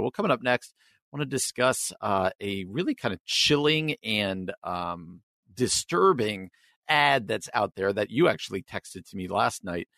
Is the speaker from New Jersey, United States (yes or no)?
yes; New Jersey, United States; I grew up in New Jersey, outside of New York City